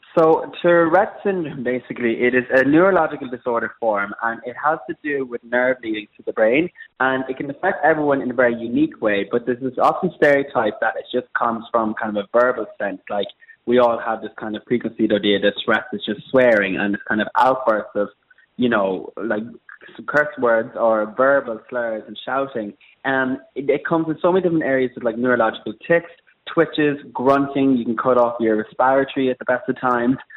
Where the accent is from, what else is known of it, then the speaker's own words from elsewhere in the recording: Ireland; moved away as an adult; also born or lived in Abbeyleix, County Laois, Ireland; now in London, United Kingdom; I'm an Irish freelance makeup artist